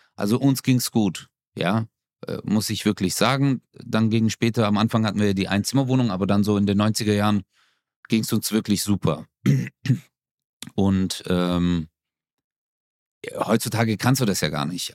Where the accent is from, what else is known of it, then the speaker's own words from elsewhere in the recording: Stuttgart, Baden-Württemberg, Germany; meine Mutter zieht aus Stuttgarthausen, aus unserer Wohnung aus, wo ich groß geworden bin